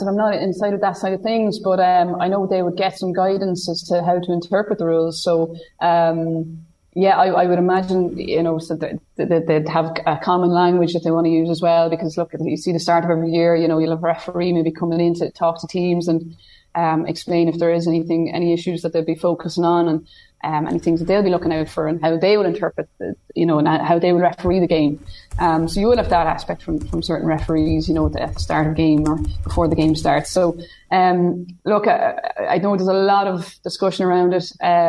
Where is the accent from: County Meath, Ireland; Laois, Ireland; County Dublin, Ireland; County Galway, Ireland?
County Meath, Ireland; growing up in Meath, you know, it was a treasured item. It was a Meath Keepak jersey.